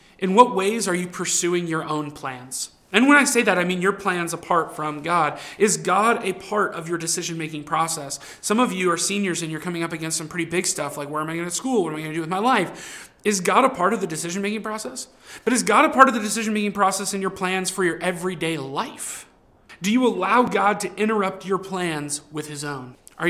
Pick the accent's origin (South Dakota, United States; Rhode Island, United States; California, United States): California, United States; Southern; moved away; I grew up in California, Southern California